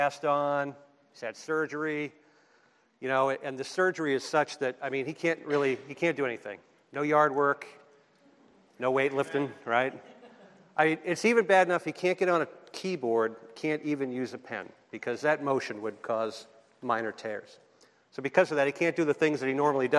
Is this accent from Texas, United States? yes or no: no; Boston, Massachusetts, United States; accent: Boston; moved away; also born or lived in San Diego; I am from Boston, B-A-H-S-T-A-N